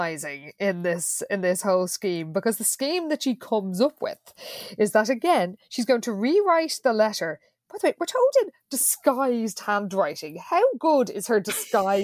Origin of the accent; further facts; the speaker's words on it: Ireland; as all Irish people know